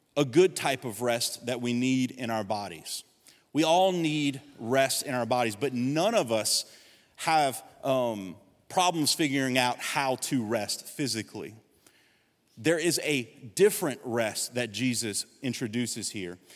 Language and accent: English; Gonzales, Louisiana, United States; I was seventeen years old, I'm from Gonzales